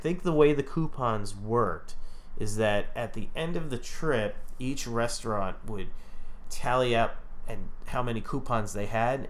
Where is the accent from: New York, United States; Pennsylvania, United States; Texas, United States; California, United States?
New York, United States; But we're all from New York